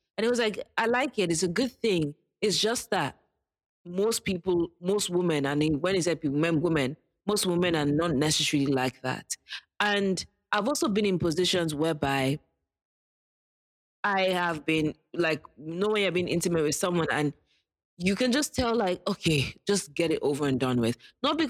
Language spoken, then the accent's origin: English; Nigeria; And as a Nigerian, I'll second